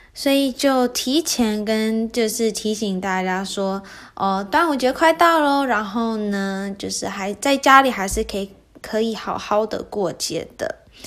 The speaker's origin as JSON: {"language": "Chinese", "country": "United States", "tie": "born or raised there", "also_born_or_lived": "Taiwan", "first_language": "Mandarin Chinese", "said": "我到四五岁的时候呢，才来到美国嘛"}